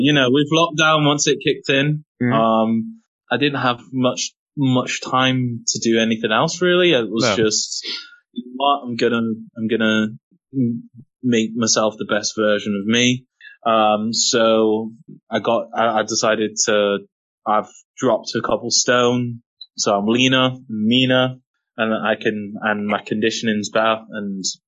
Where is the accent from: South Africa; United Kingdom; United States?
United Kingdom; England; I'm black English